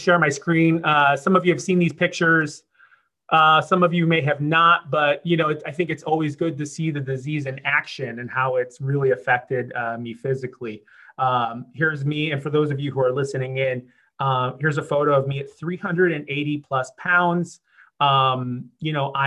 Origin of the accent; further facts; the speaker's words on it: Chicago, Illinois, United States; moved away as an adult; also born or lived in Los Angeles; I'm originally from Chicago. I'd moved to Los Angeles.